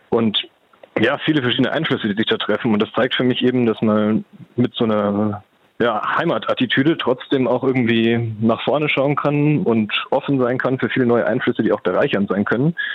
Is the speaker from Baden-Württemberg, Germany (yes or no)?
no; Munich, Bavaria, Germany; Ach, als Münchner ist man das gewohnt.